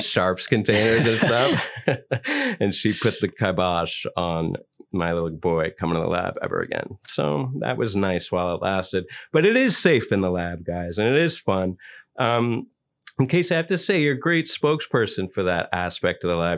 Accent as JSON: {"language": "English", "region": "New York", "country": "United States", "tie": "born or raised there", "said": "are you a born New Yorker like me?"}